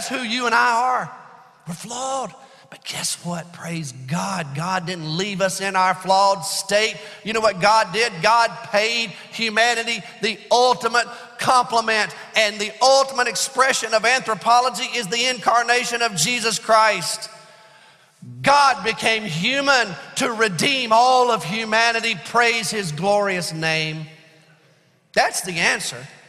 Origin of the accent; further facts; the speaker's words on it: Alabama, United States; I'm from Alabama